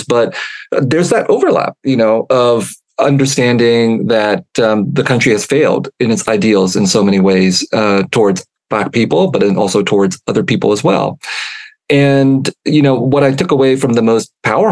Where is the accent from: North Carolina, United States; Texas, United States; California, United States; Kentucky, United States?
California, United States; San Jose; I grew up in San Jose, California